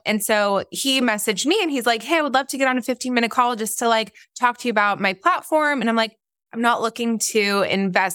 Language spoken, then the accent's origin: English; Orange County, California, United States; also born or lived in Israel / North Carolina; I am, um, originally from Israel, but yes, I grew up mostly in Nor-, in, uh, Orange County